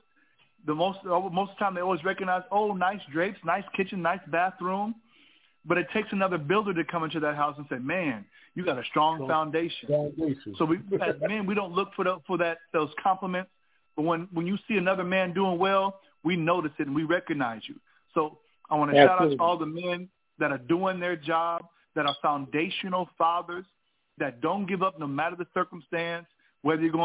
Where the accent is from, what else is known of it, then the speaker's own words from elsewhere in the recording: California, United States; moved away as an adult; also born or lived in Alabama; growing up in California, seeing fatherless homes